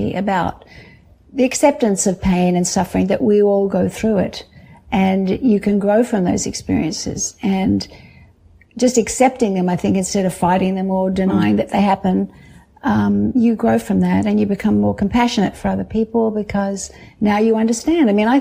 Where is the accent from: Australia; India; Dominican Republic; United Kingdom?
Australia; growing up in Australia